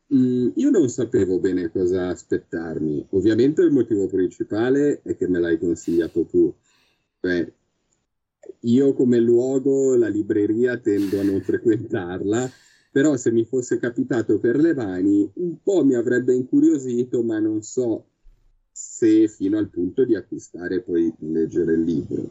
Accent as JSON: {"language": "Italian", "town": "Milan", "region": "Lombardy", "country": "Italy", "said": "io sono di Milano"}